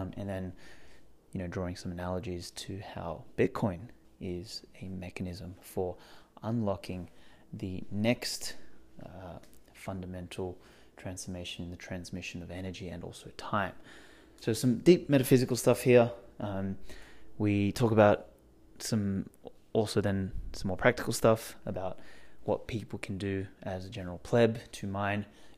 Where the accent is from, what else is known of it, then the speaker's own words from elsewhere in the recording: Australia; Yeah, well, no one ever picks that I'm from Australia. They're like, oh, your accent's kind of like British